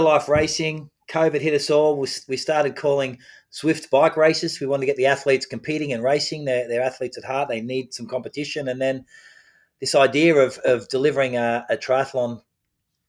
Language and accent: English; Australia; as an Australian